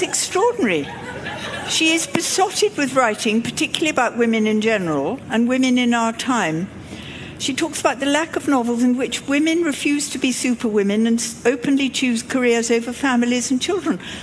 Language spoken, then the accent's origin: English; England, United Kingdom; I'm from England